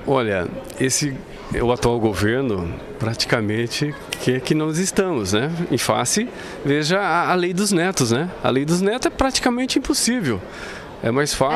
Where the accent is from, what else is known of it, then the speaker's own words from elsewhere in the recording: northern Paraná, Brazil; Nós é, somos uma região norte do Paraná